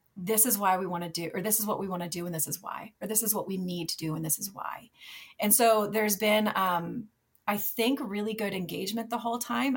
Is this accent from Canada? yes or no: no; Minnesota, United States; moved away as an adult; also born or lived in Michigan; it was my home state